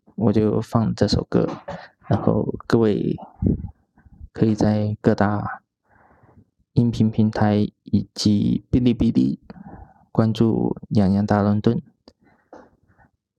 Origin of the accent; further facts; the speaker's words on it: Foshan, Guangdong, China; moved away as an adult; now in Chengdu, China; 我的家乡佛山